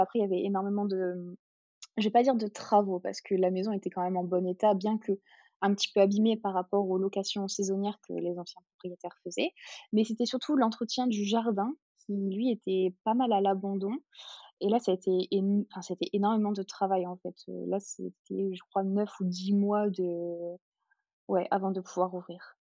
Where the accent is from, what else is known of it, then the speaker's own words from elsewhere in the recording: Hardelot-Plage, Hauts-de-France, France; now in Gordes, France; on est originaire du Nord-Pas-de-Calais, donc une petite station balnéaire de d'Ardelot-Plage.